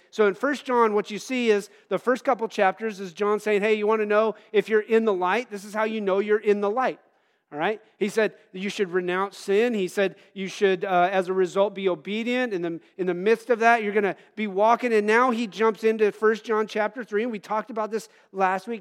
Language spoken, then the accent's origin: English; United States